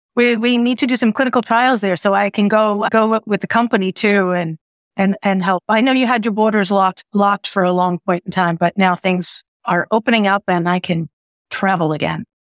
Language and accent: English; New York City, New York, United States; also born or lived in central New Jersey; now in New Jersey, United States; I'm a New Yorker because once you're born there, grow up there, I'm just a New Yorker living in the suburbs